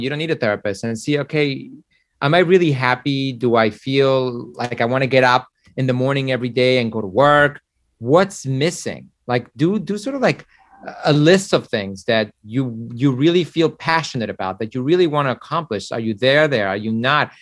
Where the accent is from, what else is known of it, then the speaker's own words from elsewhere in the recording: Mexico; now in United States; I was born in Mexico